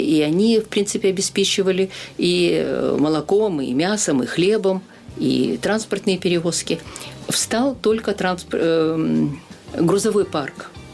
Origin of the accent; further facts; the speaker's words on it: Sakhalin Oblast, Russia; moved away as an adult; also born or lived in Sovetsk, Kaliningrad Oblast, Russia; now in Transnistria; Выросла на Сахалине